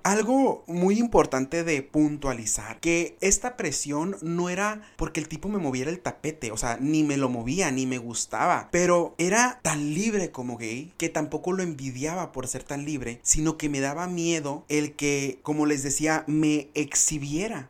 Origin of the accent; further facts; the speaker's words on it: Benjamín Hill, Sonora, Mexico; tengo público en mi pueblo, orgullosamente ferrocarrilero